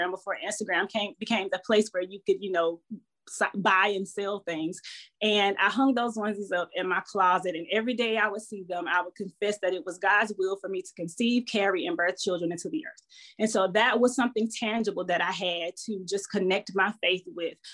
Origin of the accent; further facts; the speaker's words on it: Southeast Georgia, United States; now in Virginia, United States; I am a country girl born and raised in Georgia, Southeast Georgia